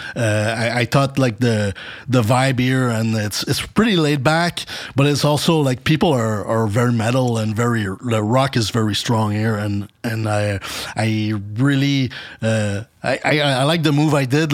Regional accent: Montreal, Quebec, Canada; moved away as an adult; now in Dallas, United States; I'm from Montreal.

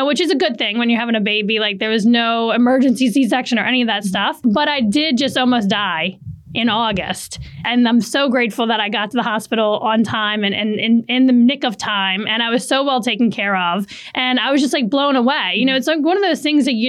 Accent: New Orleans, Louisiana, United States; moved away as an adult; now in Saratoga Springs, United States; I'm from New Orleans

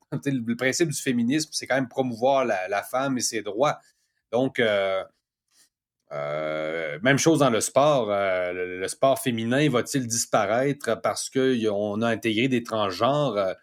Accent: Quebec City, Quebec, Canada; moved away as an adult; also born or lived in Mexico; je suis de Cap-Rouge, je suis de Québec

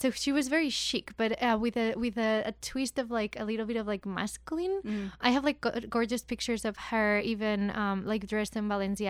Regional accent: Madrid, Community of Madrid, Spain; moved away; So I'm from Spain, from Madrid.

